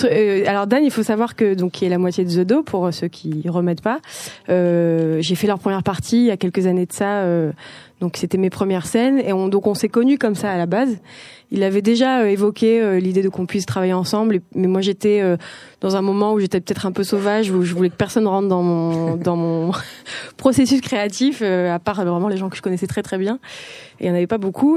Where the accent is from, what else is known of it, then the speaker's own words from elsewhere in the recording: south of France, France; now in Paris, France; je viens du sud de la France et j'ai bougé à Paris pour continuer les beaux arts